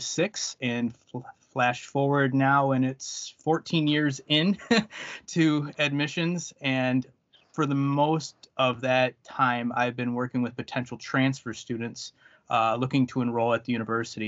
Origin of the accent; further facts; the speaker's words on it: the Thumb area of Michigan, United States; I am from the Thumb area of Michigan